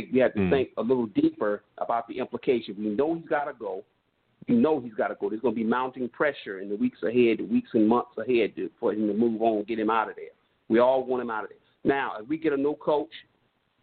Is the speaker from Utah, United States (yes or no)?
no; New York City, New York, United States; now in North Carolina, United States; I'm from New York, Brooklyn, New York, even though I'm currently calling you from North Carolina.